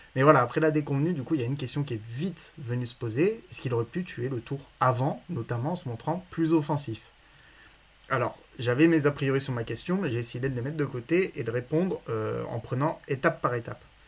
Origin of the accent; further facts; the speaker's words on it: Villard-de-Lans, Auvergne-Rhône-Alpes, France; je viens de Villard-de-Lans